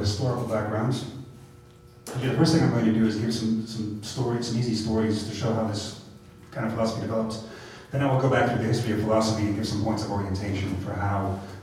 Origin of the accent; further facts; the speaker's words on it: United States; moved away as an adult; this is my first time back in my home country, the United States, in over 3 years.